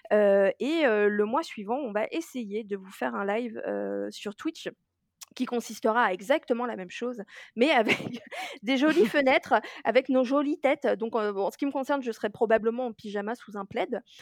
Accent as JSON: {"language": "French", "country": "Germany", "said": "je tiens à dire que je suis allemande et que par conséquent ce n'est pas raciste"}